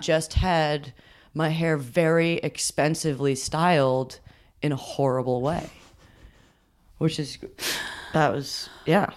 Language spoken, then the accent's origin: English; New York, United States; growing up in New York